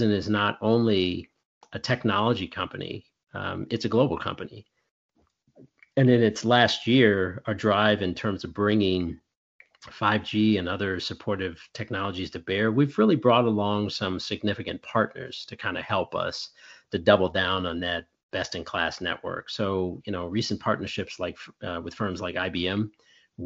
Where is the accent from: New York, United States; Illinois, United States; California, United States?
Illinois, United States; Chicago; we're from Chicago